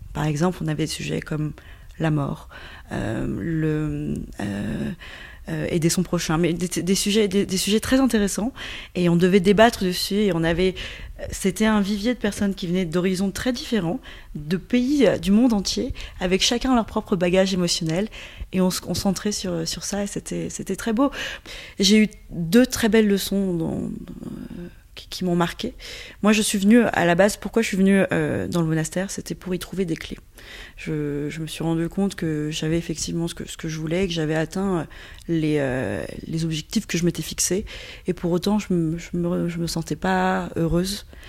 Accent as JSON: {"language": "French", "region": "Yunnan", "country": "China", "moved": "yes", "lives_now": "Paris, France", "said": "je suis franco-chinoise, effectivement, je viens du Yunnan"}